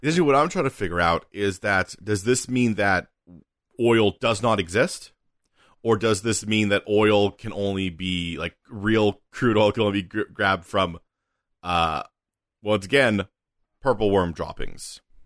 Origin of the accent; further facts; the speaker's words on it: United Kingdom; we're British